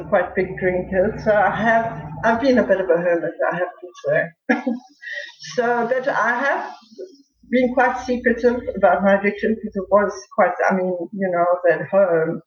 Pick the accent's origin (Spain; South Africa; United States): South Africa; being a South African